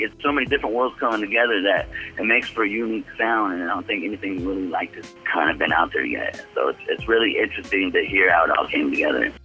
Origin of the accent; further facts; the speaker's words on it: Bay Area, California, United States; It's in the Bay Area, close to home it's Concord, California